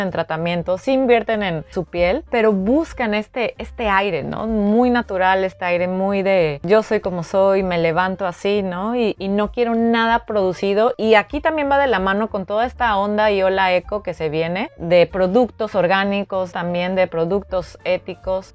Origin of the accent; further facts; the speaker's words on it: Veracruz, Mexico; moved away as an adult; now in Paris, France; en nuestro caso México